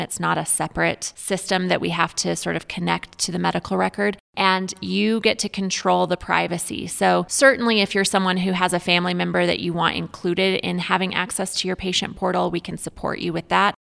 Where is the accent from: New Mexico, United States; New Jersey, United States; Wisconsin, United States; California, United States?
New Mexico, United States; central; moved away as an adult; also born or lived in Denver, Colorado; now in San Luis Valley, United States; I grew up in a very small town in central New Mexico